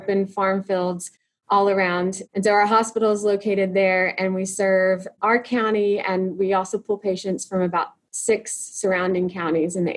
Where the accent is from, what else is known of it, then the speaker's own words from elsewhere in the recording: small town an hour west of Comanche, Texas, United States; now in Comanche, United States; my hometown is another small town, almost exactly the same size, an hour west of us